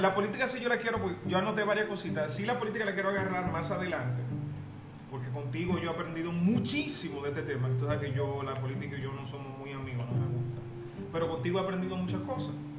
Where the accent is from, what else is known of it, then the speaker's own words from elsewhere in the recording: Dominican Republic; nosotros como dominicanos